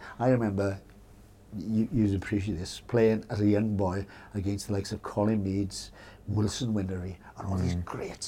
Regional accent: Ballymore, Wales, United Kingdom; I come from Ballymore down the road here.

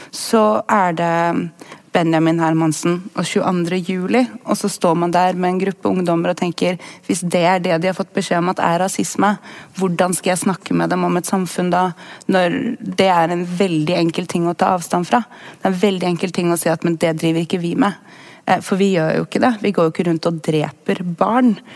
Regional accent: Sandefjord, Vestfold, Norway; jeg kommer jo fra Sandefjord

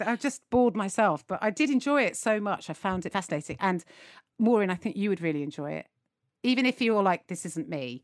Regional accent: United Kingdom; as British people

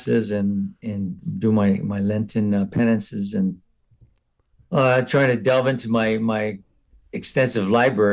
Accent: San Gabriel, California, United States; I grew up in San Gabriel, named after Archangel Gabriel

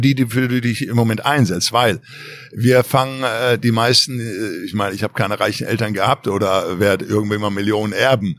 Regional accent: Ruhrpott, North Rhine-Westphalia, Germany; moved away as an adult; now in Los Angeles, United States; im Pott, wo ich herkomme, im Ruhrpott, in NRW

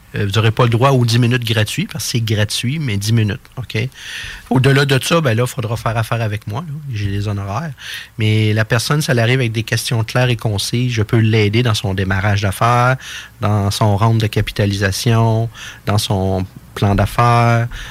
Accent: Quebec City, Quebec, Canada; je suis natif de Québec

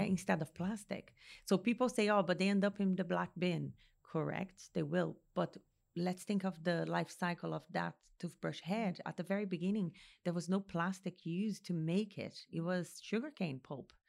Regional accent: Brazil; now in Ireland; Brazil, my home country

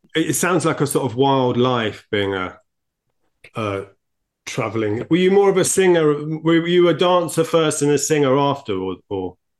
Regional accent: United Kingdom; I'm, I'm too British

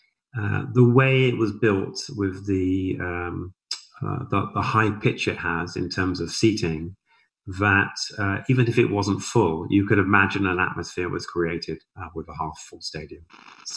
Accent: Southampton, South East England, United Kingdom; now in Canada; I'm obviously from Southampton

